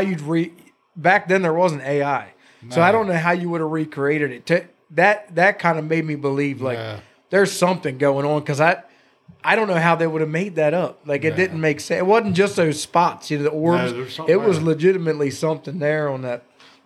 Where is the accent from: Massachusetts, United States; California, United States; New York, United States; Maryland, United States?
Maryland, United States; New Windsor; now in Gettysburg, United States; I grew up in New Windsor, Maryland